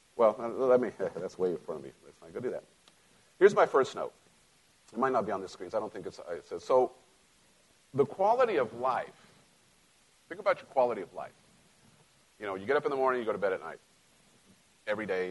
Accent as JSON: {"language": "English", "country": "Mexico", "tie": "born or raised there", "moved": "yes", "lives_now": "United States", "said": "I grew up in Mexico"}